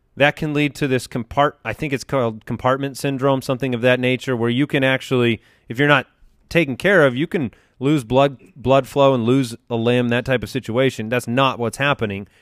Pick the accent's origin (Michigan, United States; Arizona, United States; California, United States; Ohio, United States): Arizona, United States; we're from Arizona